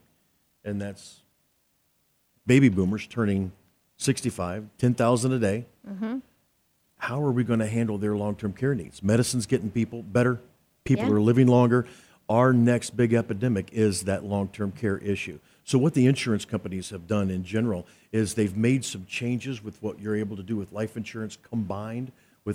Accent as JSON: {"language": "English", "region": "Oklahoma", "country": "United States", "said": "I'm from Oklahoma"}